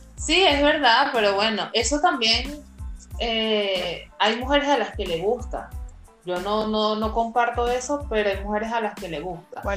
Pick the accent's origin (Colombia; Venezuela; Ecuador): Venezuela; las dos somos venezolanas, tenemos más de 10 años de amistad. Rosa está en República Dominicana y quien les habla, tú sí, estoy aquí en Venezuela